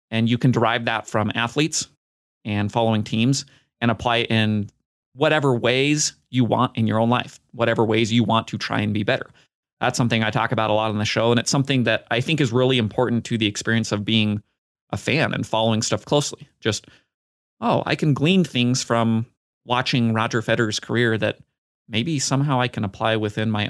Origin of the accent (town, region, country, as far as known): Basel, Basel-Stadt, Switzerland; born or raised there